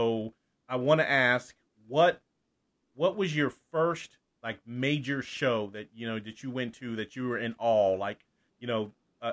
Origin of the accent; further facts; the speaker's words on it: South Carolina, United States; we're from South Carolina.